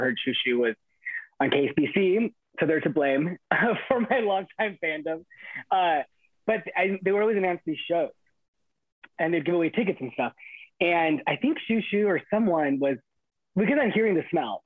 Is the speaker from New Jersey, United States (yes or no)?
no; Inland Empire, California, United States; I grew up in the Inland Empire, which is like 40 minutes east of Los Angeles